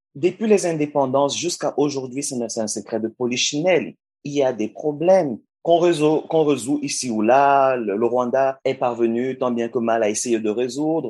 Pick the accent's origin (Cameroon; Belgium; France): Cameroon; au Cameroun, qui est mon pays d'origine